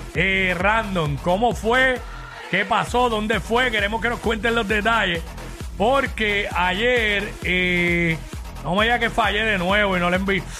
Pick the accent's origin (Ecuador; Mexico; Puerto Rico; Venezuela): Puerto Rico; somos los boricuas